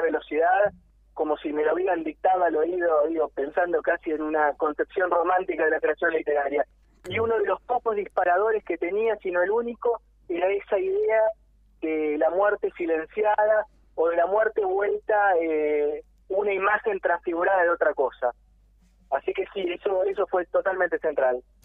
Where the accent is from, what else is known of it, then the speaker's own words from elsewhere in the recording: Argentina; yo nací acá y yo soy argentino